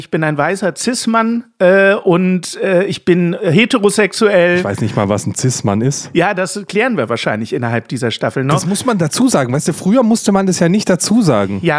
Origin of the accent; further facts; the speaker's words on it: Saxony, Germany; born there; denn ich bin ja wenigstens in Sachsen geboren, zwar nicht aufgewachsen, aber geboren